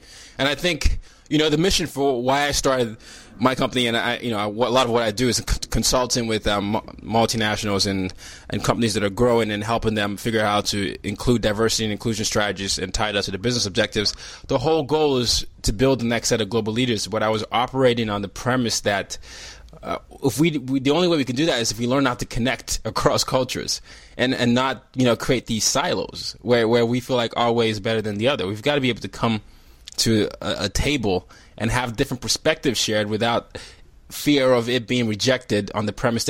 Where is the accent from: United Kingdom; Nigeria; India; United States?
Nigeria; I'm Nigerian, to what's happened in Nigeria